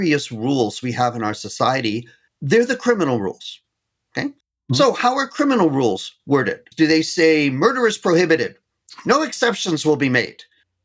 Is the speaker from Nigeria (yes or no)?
no; Canada; being Canadian